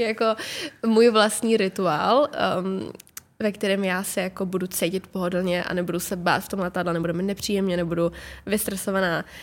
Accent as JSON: {"language": "Czech", "country": "Czechia", "said": "jsem plně Češka"}